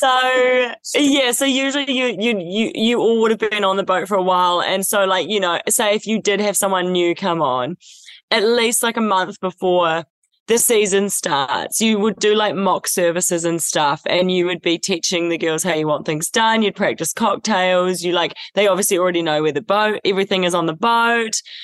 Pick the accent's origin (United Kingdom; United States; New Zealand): New Zealand; moved away as an adult; Growing up in New Zealand